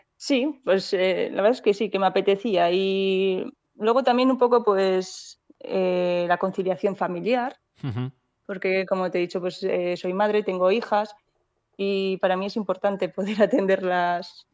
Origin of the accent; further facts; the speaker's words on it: Borja, Aragon, Spain; moved away as an adult; now in Ágreda, Spain; yo vengo de la provincia de Zaragoza de, un pueblo que se llama Borja